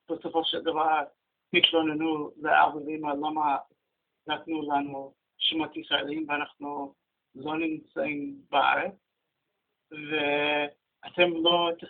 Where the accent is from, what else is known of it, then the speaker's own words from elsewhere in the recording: Melbourne, Victoria, Australia; Hebrew is a second language; moved away as an adult; now in Israel; גדלתי במלבורן, ולמרות שההורים שלי לא ישראלים